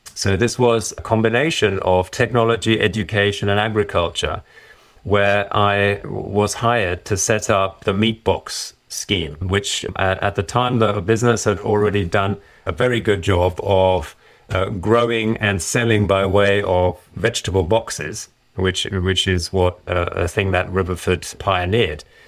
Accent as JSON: {"language": "English", "country": "Germany", "tie": "born or raised there", "also_born_or_lived": "Ireland", "moved": "yes", "lives_now": "United Kingdom", "said": "shortly after I was born, we did return to Germany, and I was, I went to school there, grew up generally, and I then later moved to the U K"}